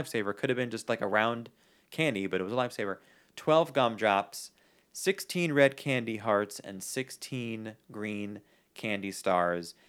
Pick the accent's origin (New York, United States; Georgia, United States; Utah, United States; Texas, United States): New York, United States; New York City; I grew up in New York